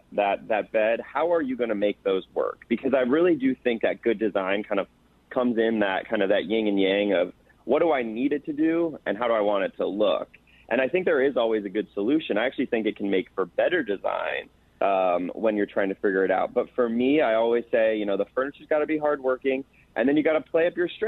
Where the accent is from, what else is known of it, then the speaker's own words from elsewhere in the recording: Chicago, Illinois, United States; moved away; also born or lived in Los Angeles; at 13 years old, was growing up in Chicago